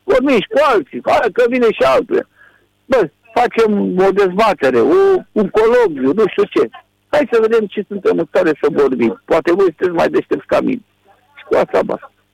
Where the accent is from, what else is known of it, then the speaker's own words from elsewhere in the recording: Romania; sunt român